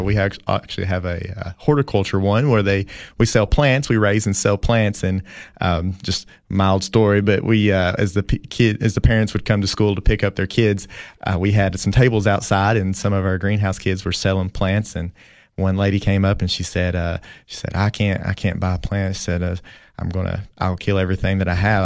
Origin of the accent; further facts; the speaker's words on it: Jamestown, Tennessee, United States; moved away as an adult; now in Putnam County, Tennessee, United States; I grew up in Jamestown, Tennessee, which, you know, really it's Allard, Tennessee